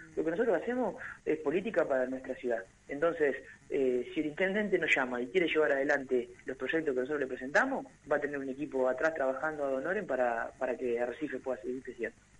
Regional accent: Argentina; como, argentinos

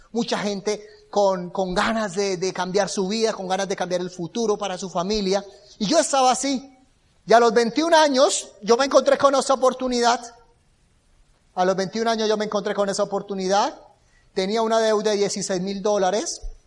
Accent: Bucaramanga, Santander, Colombia; Yo vengo de una ciudad que se llama Bucaramanga. Es la cuarta, quinta ciudad más grande de Colombia.

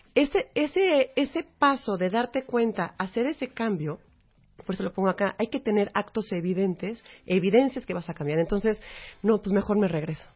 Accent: Mexico; somos parte de México

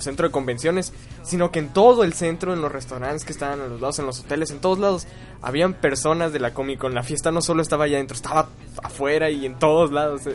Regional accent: Mexico; Nosotros, siendo mexicanos

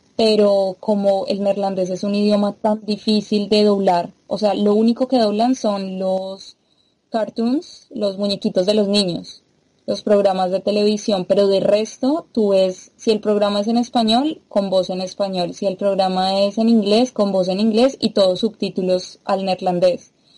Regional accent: Colombia; moved away as an adult; also born or lived in Brazil; now in Brussels, Belgium; vengo de Colombia

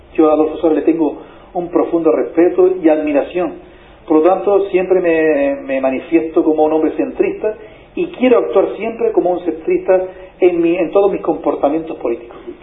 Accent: Canary Islands, Spain; en Canarias tenemos una, gran disyuntiva

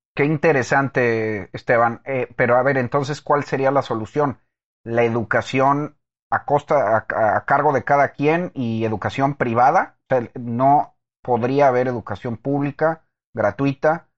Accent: Texas, United States; also born or lived in Mexico; nací en México, pero crecí en Texas

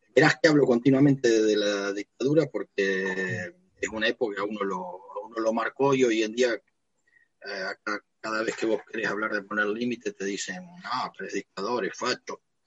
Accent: Pergamino, Buenos Aires Province, Argentina; now in Pehuajó, Argentina; yo vivo en Pehuajó, soy de Pergamino

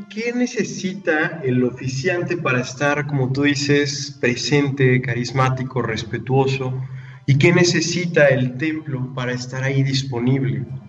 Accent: Puebla, Mexico; una banda mexicana, poblana de hecho, de donde soy yo

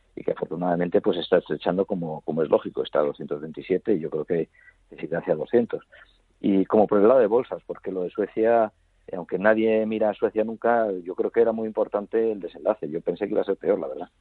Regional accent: Spain; yo soy español

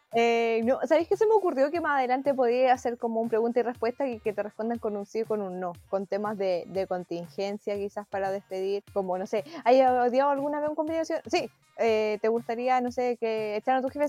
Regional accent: Chile; como mujer chilena y bien aguerrida para sus cosas

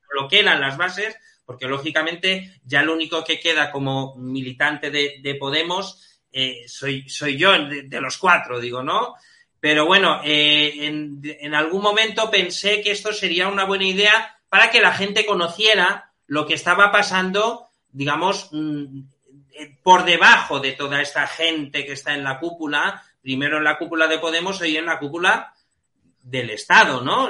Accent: Balearic Islands, Spain; en Baleares, que es, digamos, mi tierra

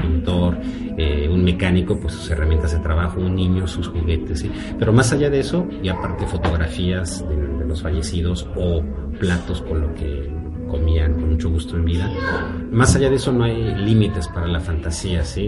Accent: Mexico City, Mexico; moved away as an adult; also born or lived in United States / Russia; now in Austria; Soy mexicano de la Ciudad de México

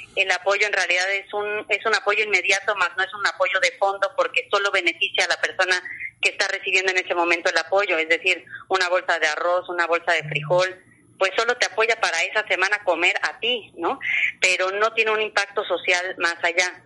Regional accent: Cancún, Quintana Roo, Mexico; yo he vivido en Cancún toda mi vida

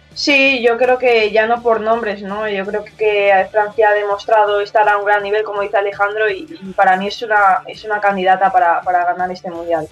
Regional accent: a village next to Fuentealbilla, Castilla-La Mancha, Spain; mi pueblo exactamente está al lado suyo

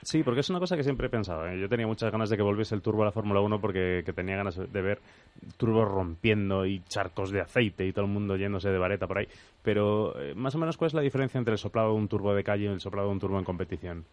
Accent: Galicia, Spain; Yo soy, yo soy gallego y también me siento orgulloso

